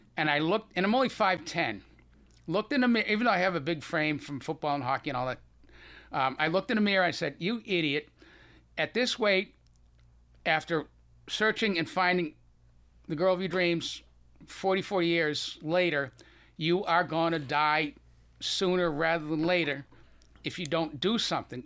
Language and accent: English; Boston, Massachusetts, United States; accent: Boston; you still have a little bit of my Boston accent